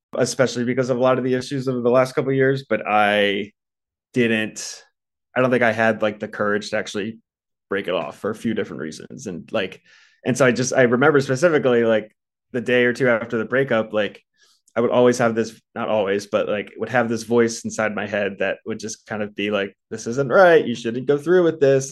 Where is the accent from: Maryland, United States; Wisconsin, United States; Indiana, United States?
Maryland, United States; Baltimore; moved away as an adult; also born or lived in Philadelphia, Pennsylvania; now in Los Angeles, United States; I'm actually from the East Coast, grew up in Baltimore, went to school in Philly